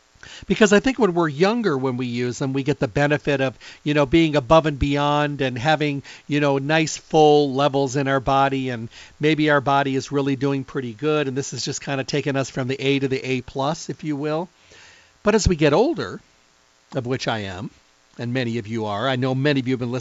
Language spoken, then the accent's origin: English; Midwest, United States; I'm from the Midwest, so when I was raised up, we had to mow grass